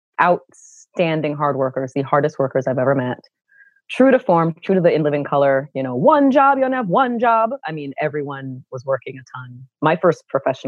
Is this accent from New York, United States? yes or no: yes; New York City, New York, United States; County of Kings, good old Brooklyn, New York. First gen, family hails from Jamaica, West Indies. And yeah, I am an ever proud native New Yorker